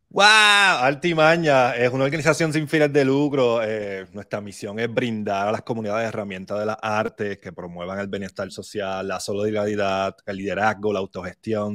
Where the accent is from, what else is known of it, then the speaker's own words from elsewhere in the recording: Barranquitas, Puerto Rico; Yo soy de Barranquitas, eh, me crié en Barranquita